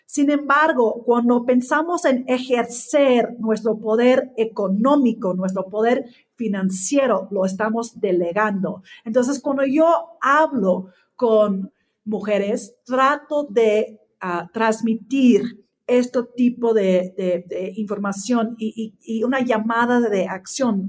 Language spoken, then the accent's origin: Spanish; Australia; Spanish is a second language; moved away as an adult; now in Mexico; yo nací en Australia, que crecí ya en una familia Um, del campo